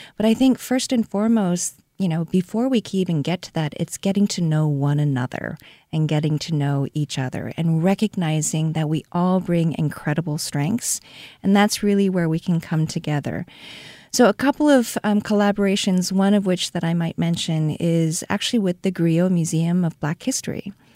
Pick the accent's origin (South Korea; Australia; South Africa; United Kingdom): South Korea; Seoul; moved away as an adult; also born or lived in Connecticut, United States; now in St. Louis, United States; I was born and raised in Seoul, South Korea. I came initially to the United States to study art history.